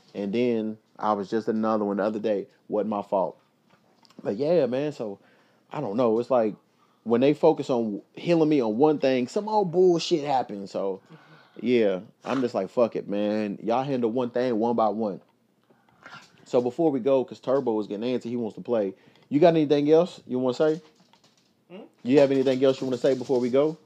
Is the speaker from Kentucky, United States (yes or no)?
yes; Louisville, Kentucky, United States; now in Los Angeles, United States; my hometown, Louisville